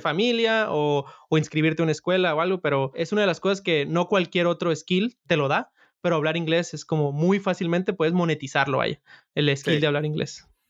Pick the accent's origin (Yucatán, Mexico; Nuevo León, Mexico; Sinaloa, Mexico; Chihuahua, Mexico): Sinaloa, Mexico; first language Spanish; yo soy de Sinaloa